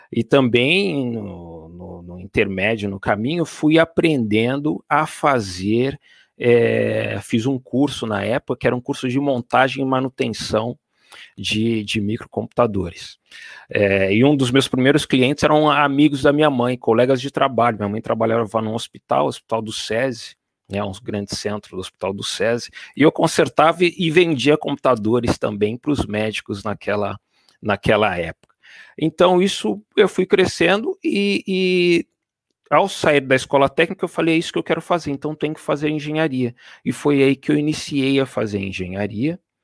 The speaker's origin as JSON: {"language": "Portuguese", "country": "Brazil", "moved": "as an adult", "lives_now": "Paris, France", "said": "como brasileiro"}